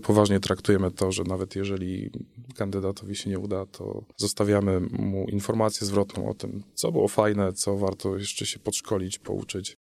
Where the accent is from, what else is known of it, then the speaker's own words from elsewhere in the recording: Chełmno, Kuyavian-Pomeranian Voivodeship, Poland; w mieście, z którego pochodzę, z Hełna